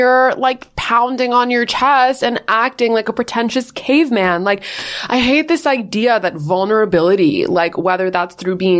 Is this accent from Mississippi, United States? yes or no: no; New York, United States; We're from New York.